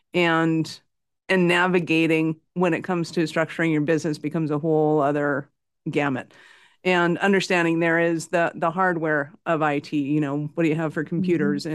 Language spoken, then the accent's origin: English; Canada; I'm in Calgary, Canada, North Montana